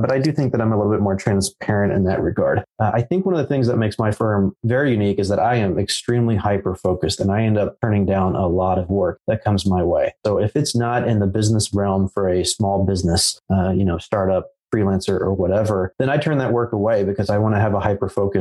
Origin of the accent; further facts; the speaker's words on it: United States; I was born here in America, so I'm American